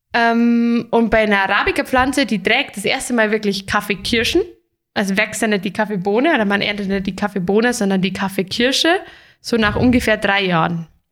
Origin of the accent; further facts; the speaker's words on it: Germany; hier bei uns in Deutschland